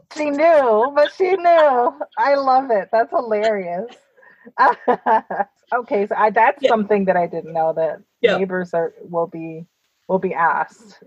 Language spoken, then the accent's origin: English; New York, United States; I say I'm from mm-hmm. New York